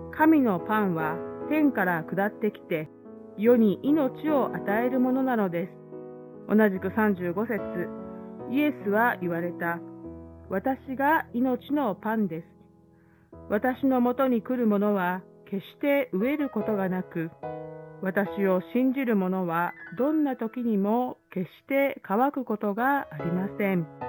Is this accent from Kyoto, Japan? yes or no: yes; Kyoto, Japan; moved away as an adult; also born or lived in Kansai; now in Busan, South Korea; 私は京都府出身で関西のキリスト教会で牧師として働いておりましたが2021年2月韓国人牧師と結婚し現在韓国プサンに住んでおります